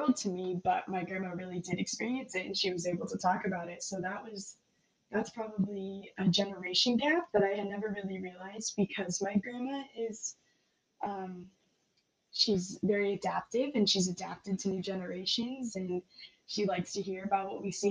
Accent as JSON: {"language": "English", "town": "Bellingham", "region": "Washington", "country": "United States", "tie": "born or raised there", "said": "I was also born and raised in Bellingham, and I have no intentions of leaving"}